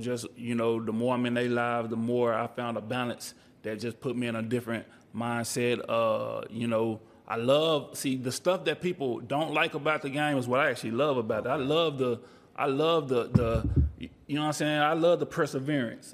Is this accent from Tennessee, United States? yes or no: no; Texas, United States; I'm from Texas